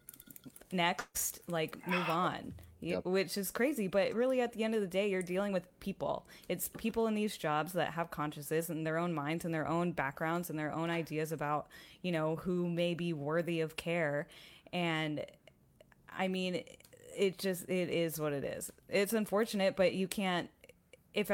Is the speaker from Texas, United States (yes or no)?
yes; Texas, United States; now in Austin, United States; I'm a Texan